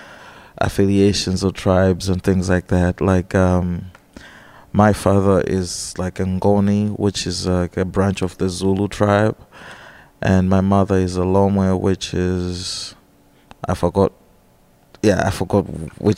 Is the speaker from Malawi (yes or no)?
yes; Blantyre, Southern Region, Malawi; moved away as an adult; also born or lived in Russia; now in Rockford, United States; I was born on May 20th, 1985, in the city of Blantyre, Malawi.